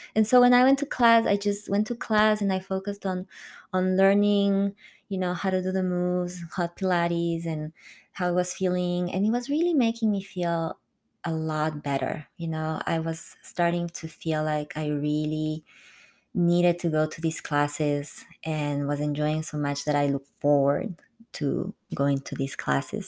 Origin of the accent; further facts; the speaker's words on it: Quito, Pichincha, Ecuador; moved away as an adult; also born or lived in France; my hometown, Quito